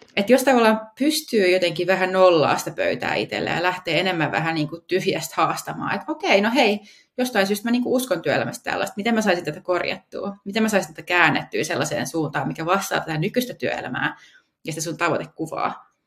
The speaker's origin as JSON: {"language": "Finnish", "area": "Helsinki capital region", "region": "Uusimaa", "country": "Finland", "tie": "born or raised there", "said": "täällä pääkaupunkiseudulla, mistä mä itse kotoisin"}